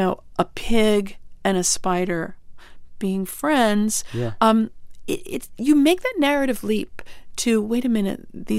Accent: Syosset, New York, United States; I grew up on Long Island.

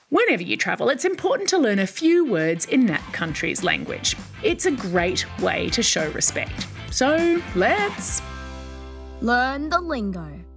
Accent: Queensland, Australia; I'm 14 years old and I'm from Queensland, Australia.

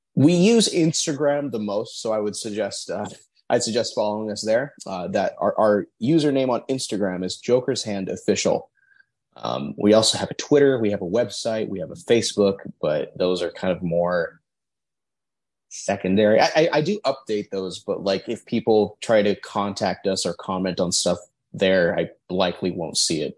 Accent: Torrance, California, United States; We're from or I'm from Torrance

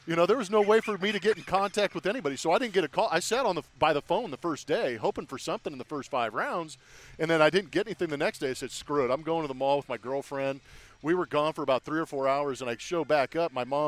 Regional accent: Southern California, United States; for me, growing up in Southern California

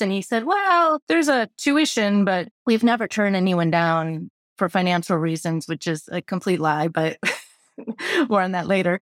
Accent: Midwest, United States; moved away as an adult; also born or lived in Boston; I'm from the Midwest

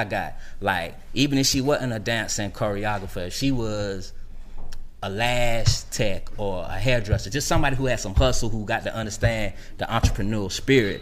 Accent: Savannah, Georgia, United States; I'm from Savannah, so I'm going back to Savannah State

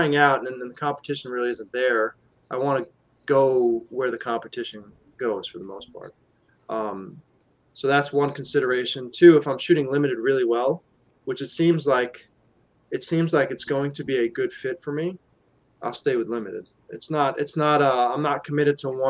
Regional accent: New York, United States; we're from New York

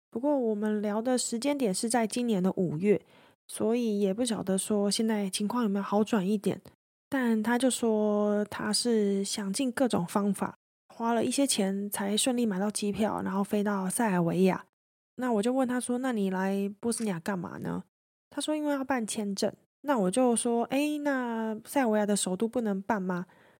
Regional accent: Taiwan; 我就跟他说，诶，我从台湾来的啊

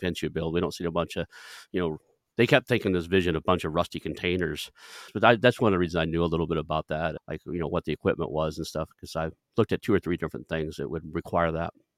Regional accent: Kellyville, Oklahoma, United States; moved away; I grew up in Kellyville, graduated from Sepulveda, Oklahoma, a very small town

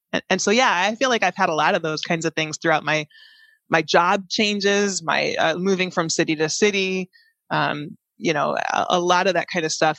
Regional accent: Chicago, Illinois, United States; moved away as an adult; also born or lived in San Jose; I grew up in the Chicagoland area

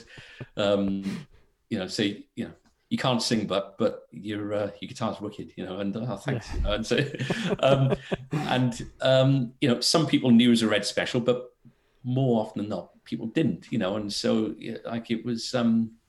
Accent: Wales, United Kingdom; being Welsh

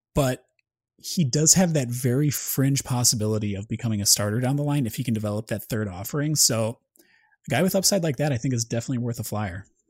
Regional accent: Wisconsin, United States; I'm from Wisconsin, too

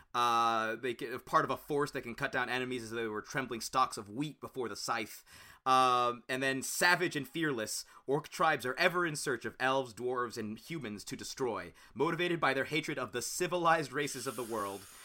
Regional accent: Cincinnati, Ohio, United States; I'm from Cincinnati

